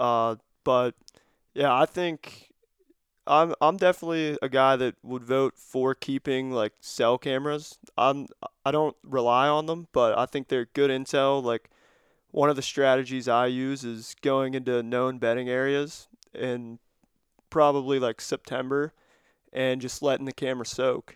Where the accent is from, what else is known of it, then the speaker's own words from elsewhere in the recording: Cambria County, Pennsylvania, United States; I'm from Cambria County here in P A.